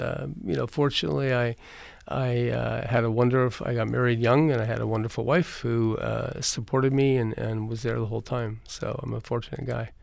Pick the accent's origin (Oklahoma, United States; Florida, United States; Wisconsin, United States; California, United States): California, United States; Eureka; now in Los Angeles, United States; I grew up in a little town called Eureka, California